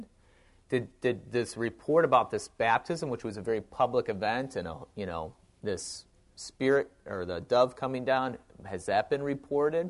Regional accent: Wausau, Wisconsin, United States; moved away; I grew up in Wausau, Wisconsin

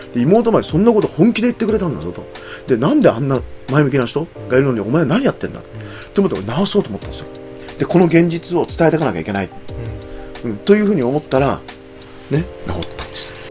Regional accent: Aichi, Japan; born or raised there; moved away; also born or lived in Kagoshima

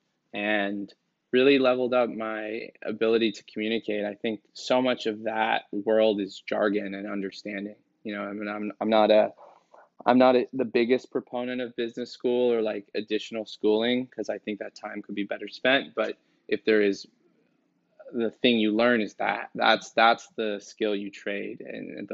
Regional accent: San Francisco, California, United States; I grew up in San Francisco

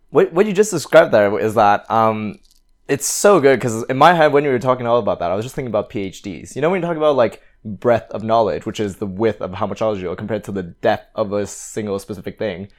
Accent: Canada; now in London, United Kingdom; I, I'm originally from Canada, and my parents are from Hong Kong.

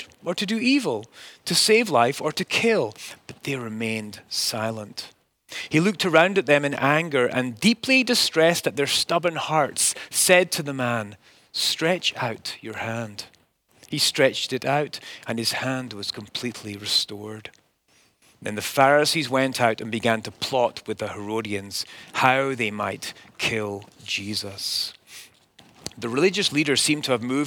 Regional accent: Scotland, United Kingdom; as a child growing up in Scotland

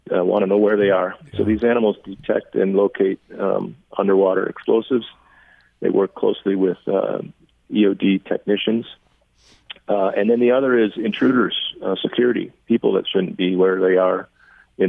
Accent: Ann Arbor, Michigan, United States; I grew up in Ann Arbor in the 70s

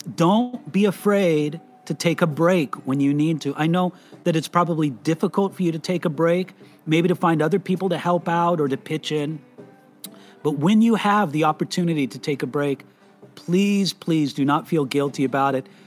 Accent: California, United States; I was born and raised in America, in California

